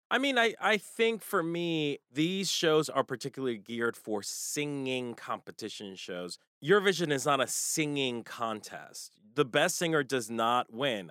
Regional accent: United States; as American consumers

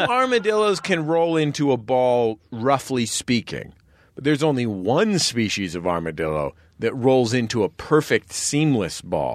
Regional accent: San Francisco, California, United States; now in Los Angeles, United States; I'm from San Francisco

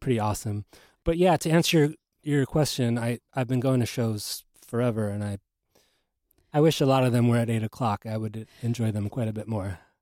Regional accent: Los Angeles, California, United States; moved away; also born or lived in New York; I grew up in Los Angeles

